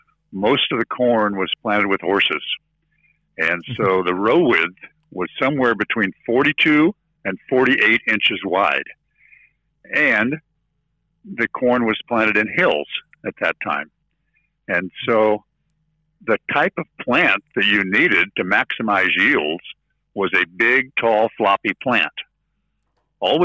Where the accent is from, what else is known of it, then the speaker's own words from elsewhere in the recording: near Des Moines, Iowa, United States; from Iowa, near Des Moines